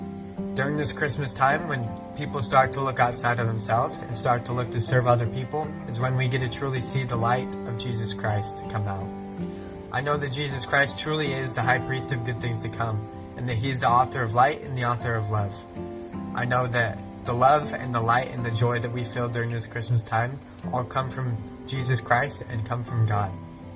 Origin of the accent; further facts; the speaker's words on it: Layton, Utah, United States; now in Honolulu, United States; I'm from Layton, Utah, and I'm currently serving in the Hawaii Honolulu Mission.